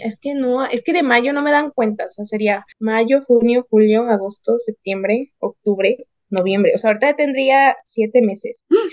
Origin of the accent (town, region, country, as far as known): Argentina